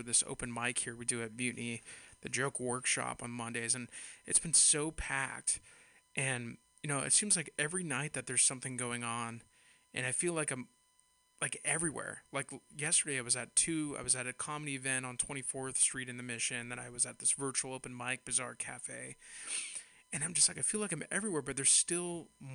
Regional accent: Castro Valley, California, United States; now in San Francisco, United States; I'm from the East Bay, I was raised on a cattle ranch in Castro Valley

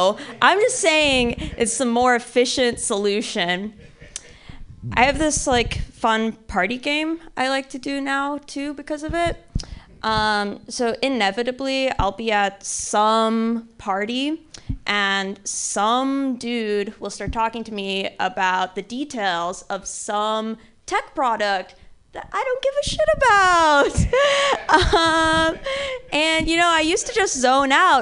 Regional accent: Missouri, United States; I grew up in Missouri

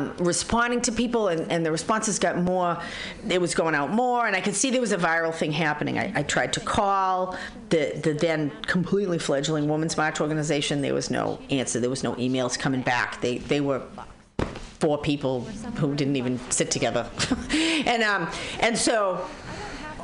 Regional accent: Boston, Massachusetts, United States; now in San Francisco Bay Area, United States; I'm from Boston

